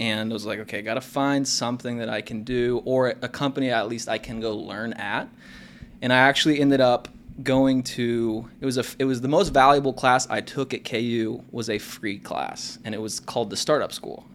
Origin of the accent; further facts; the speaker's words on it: Kansas City, United States; also born or lived in Lawrence, Kansas; I grew up in Kansas City